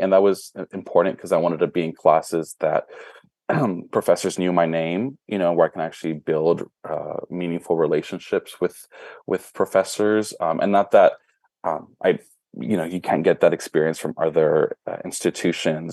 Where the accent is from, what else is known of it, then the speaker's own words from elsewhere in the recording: Brownsville, Texas, United States; now in Dallas, United States; was born and raised in Brownsville, Texas